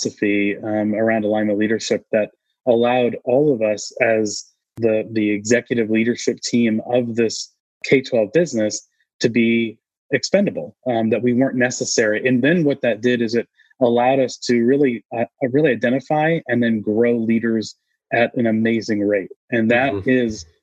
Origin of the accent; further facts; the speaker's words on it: New England, United States; now in Austin, United States; I grew up in New England as I call it typical New England